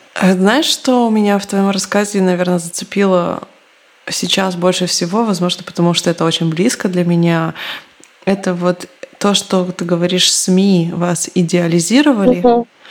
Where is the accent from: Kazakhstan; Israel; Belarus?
Israel; я выросла в Израиле